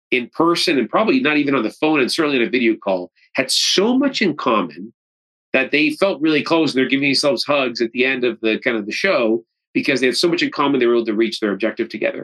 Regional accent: Canada; I'm Canadian

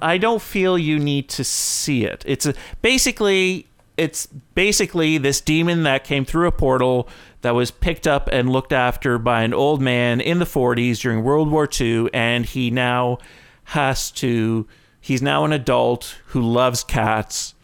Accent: Canada; being Canadian

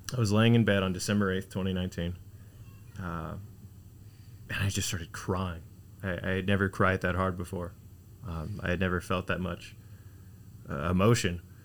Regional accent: Houston, Texas, United States; now in Laredo, United States; born and raised in Houston, Texas. Cypress Houston, Texas

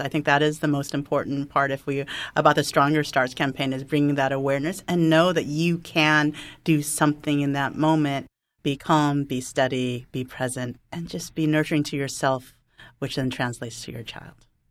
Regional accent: California, United States; I'm a Californian

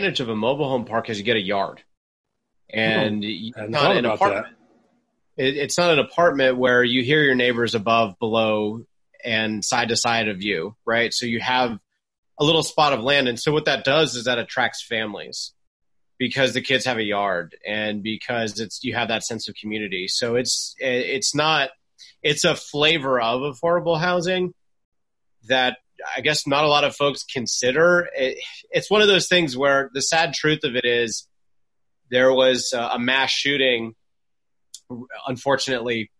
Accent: Charlotte, North Carolina, United States; Charlotte, North Carolina had, my hometown

